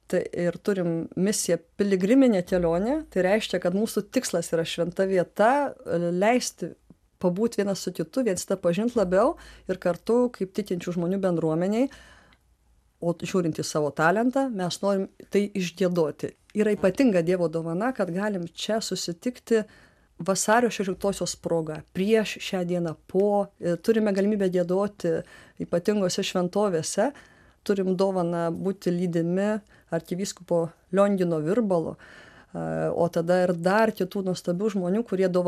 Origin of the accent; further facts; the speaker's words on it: Lithuania; iš tikrųjų mes sugrįžom turbūt į tai kur ir esame lietuviai net ir muzikoje